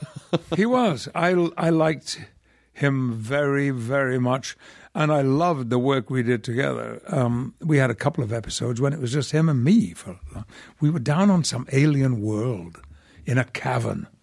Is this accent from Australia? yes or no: no; Yorkshire and the Humber, United Kingdom; moved away; I'm a Yorkshireman